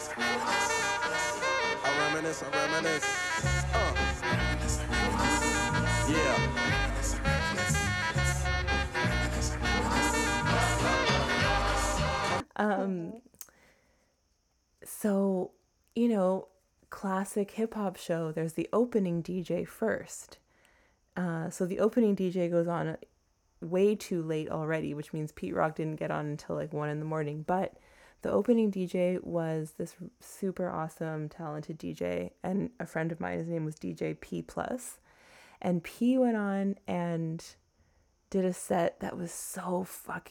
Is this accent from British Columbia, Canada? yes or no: no; Toronto, Ontario, Canada; now in New York, United States; I grew up in Toronto